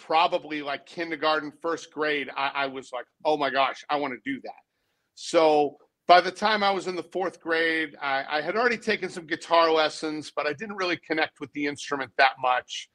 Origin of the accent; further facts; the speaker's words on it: Boston, Massachusetts, United States; moved away as an adult; also born or lived in Texas; now in Nashville, United States; I was born in Boston. I was raised in the suburbs.